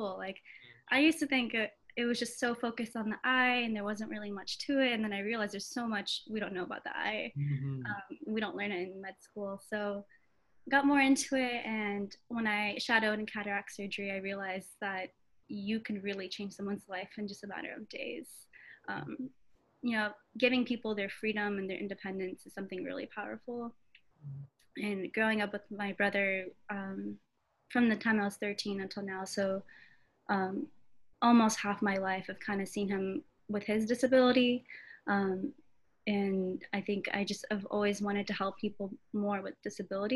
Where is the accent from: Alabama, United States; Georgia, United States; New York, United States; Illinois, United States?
Georgia, United States; Atlanta; also born or lived in Augusta, Georgia; I was born in Atlanta, Georgia